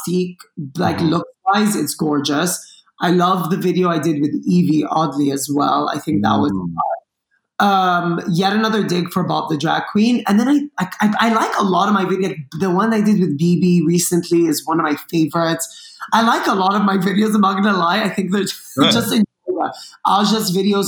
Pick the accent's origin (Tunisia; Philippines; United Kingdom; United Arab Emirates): United Arab Emirates; Dubai; also born or lived in Lebanon; now in Los Angeles, United States; I grew up in Dubai